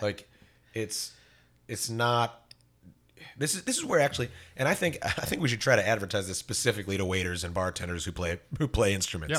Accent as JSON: {"language": "English", "town": "Fort Myers", "region": "Florida", "country": "United States", "tie": "born or raised there", "said": "I grew up in Fort Myers."}